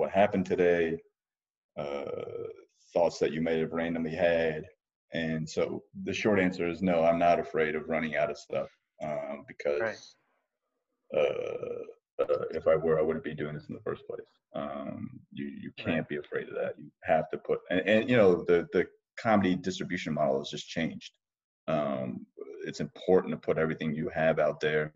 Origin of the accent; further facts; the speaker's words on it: New Jersey, United States; I was born and raised in New Jersey, but my parents are from Ahmedabad and Vadodara.